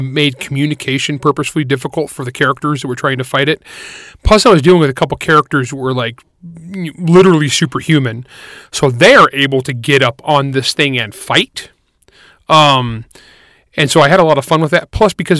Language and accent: English; California, United States; I grew up in California